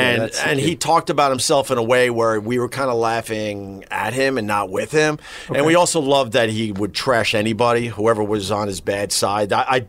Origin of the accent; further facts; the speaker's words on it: Huntington, New York, United States; I'm from Huntington, Long Island, baby.